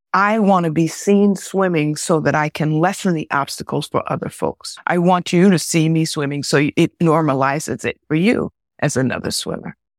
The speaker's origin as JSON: {"language": "English", "area": "Westchester", "region": "New York", "country": "United States", "tie": "born or raised there", "said": "I grew up in Westchester"}